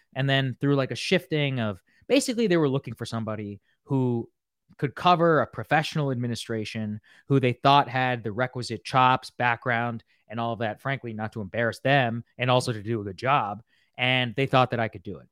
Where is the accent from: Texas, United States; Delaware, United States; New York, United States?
Texas, United States; College Station; moved away; also born or lived in Qatar; I grew up in College Station, Texas